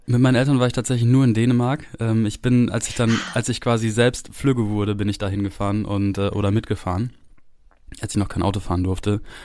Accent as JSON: {"language": "German", "country": "Germany", "also_born_or_lived": "France", "said": "ich habe hier in Deutschland so ungefähr alles gemacht"}